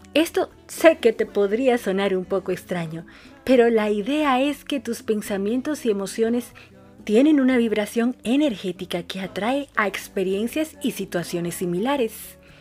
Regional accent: Dominican Republic; now in Argentina; una dominicana en Argentina

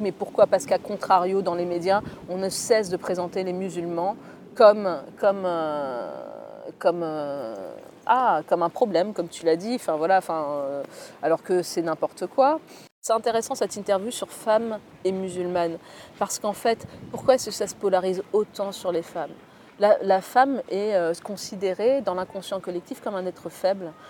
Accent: Orléans, Centre-Val de Loire, France; also born or lived in Aix-en-Provence / Algiers; Je suis à Orléans, je suis d'Orléans et j'ai fait mes études avec Aix-en-Provence qui est hyper loin

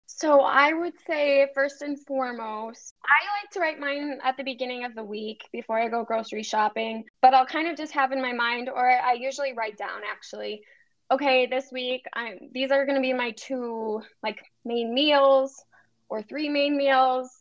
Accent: Cedarburg, Wisconsin, United States; moved away as an adult; also born or lived in St. Louis, Missouri; I grew up in Cedarburg outside of Milwaukee um, and then moved to St. Louis for six years

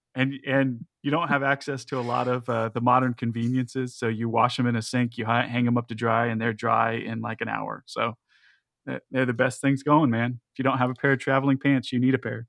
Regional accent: United States; especially as American Christians

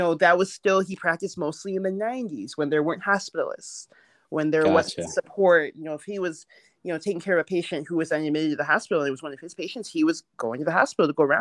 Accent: Milwaukee, Wisconsin, United States; I grew up in Milwaukee, Wisconsin. I was born in the U.S.

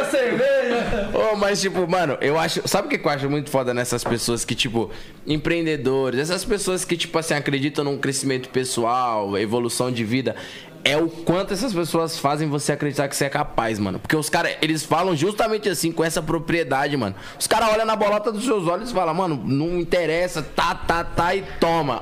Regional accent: São Paulo, Brazil; eu vim da cidade de Tiradentes, tá ligado? Extremo Leste, aqui de São Paulo.

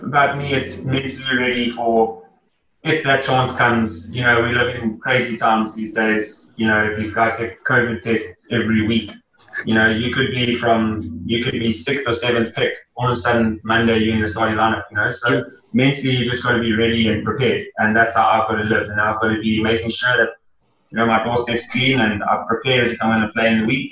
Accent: Gauteng, South Africa; moved away as an adult; now in Durban, South Africa; I grew up in Gauteng

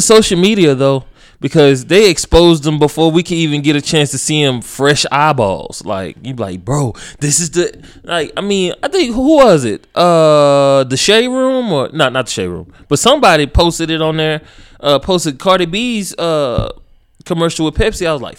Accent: Nigeria; now in United States; You do know I'm Nigerian.

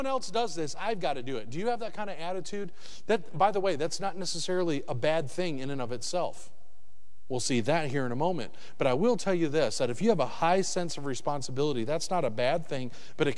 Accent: Michigan, United States; also born or lived in the South (US); now in the South, United States; I'm originally from Michigan, but I moved to the South

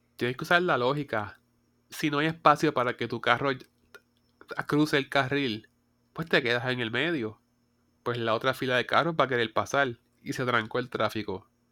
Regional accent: Puerto Rico

